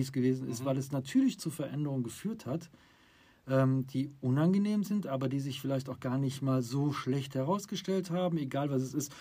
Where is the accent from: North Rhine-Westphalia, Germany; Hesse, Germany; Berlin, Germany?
North Rhine-Westphalia, Germany; Düsseldorf; Wir kommen aus dem Rheinland Düsseldorf